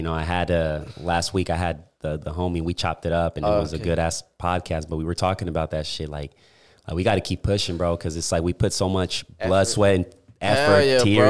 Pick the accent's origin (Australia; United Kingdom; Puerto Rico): Puerto Rico; I'm from Puerto Rico, bro.